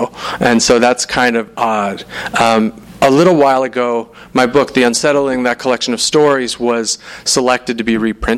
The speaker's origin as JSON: {"language": "English", "town": "Salt Lake City", "region": "Utah", "country": "United States", "said": "I'm from Salt Lake City"}